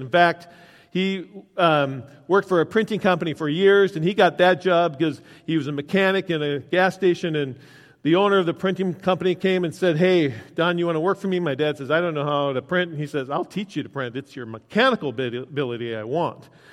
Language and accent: English; United States; I grew up out in Wilmer, the closest mechanic was in Chicago